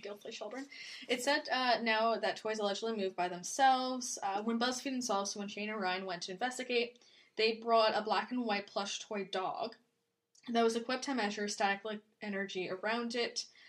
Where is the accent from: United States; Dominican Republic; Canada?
Canada; we're Canadian